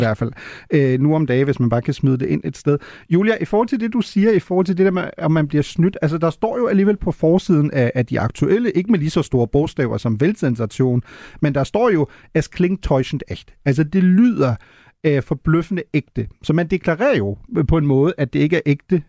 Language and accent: Danish; Germany; now in Denmark; da vi gik i skole i Tyskland